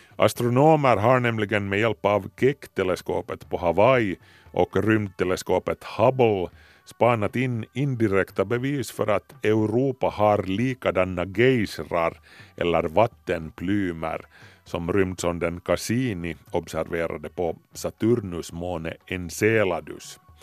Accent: Ingå, Uusimaa, Finland; när jag var liten, alltså i Ingo skärgård

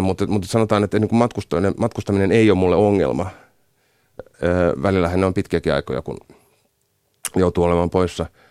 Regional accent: Rauma, Satakunta, Finland; mä oon Raumalta kotoisin

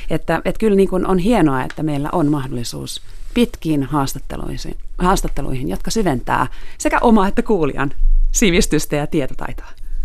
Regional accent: Finland; also born or lived in Moscow; olen Suomesta

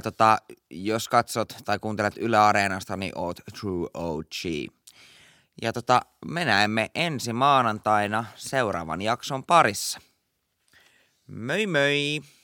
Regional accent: Pori, Satakunta, Finland

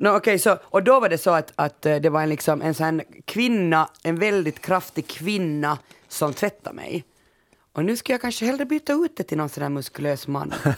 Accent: Finland; vi är ju finnar så vi har ju bara bastu

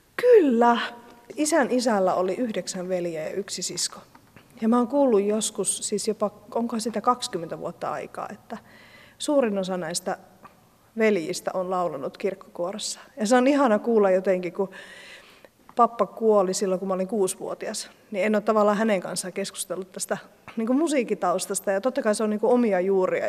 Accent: Lappeenranta, South Karelia, Finland; moved away as an adult; also born or lived in Helsinki, Finland; now in Lemi, Finland; mie oon alun perin Lappeenrannasta kotosi.

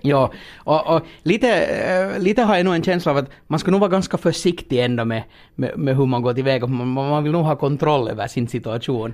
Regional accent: Finland; när man kommer då här som finländare

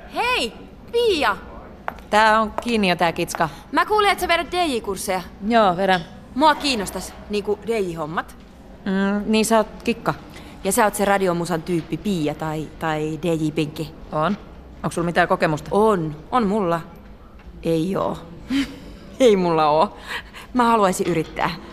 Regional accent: Ylöjärvi, Pirkanmaa, Finland; mä oon Ylejärveltä kotosi

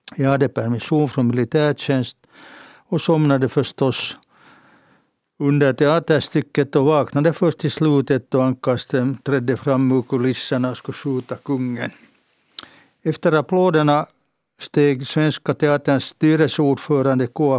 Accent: Helsinki, Uusimaa, Finland; Jag föddes på kvinnokliniken i Helsingfors på våren 1938

